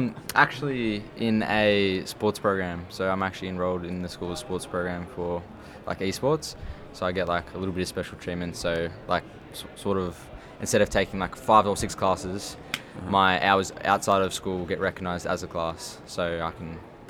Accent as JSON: {"language": "English", "town": "Canberra", "region": "Australian Capital Territory", "country": "Australia"}